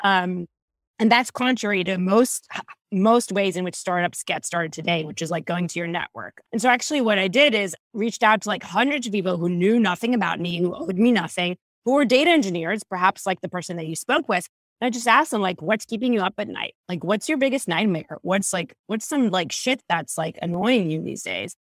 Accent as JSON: {"language": "English", "country": "Israel", "tie": "born or raised there", "moved": "as an adult", "lives_now": "California, United States", "said": "I was born and raised in Israel, moved to California about twelve years ago"}